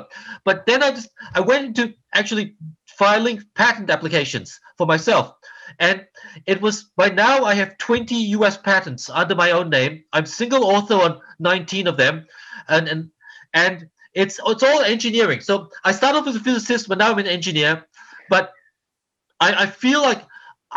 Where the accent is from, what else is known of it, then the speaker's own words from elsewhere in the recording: Australia; moved away as an adult; also born or lived in Malaysia; now in Los Angeles, United States; I've lived here much longer than I have in Australia, where I'm from. And I'm a first generation Australian. I was born in Malaysia